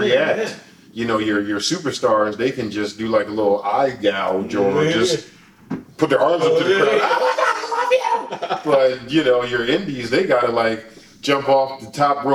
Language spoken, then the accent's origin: English; Philadelphia, Pennsylvania, United States; us being in Philadelphia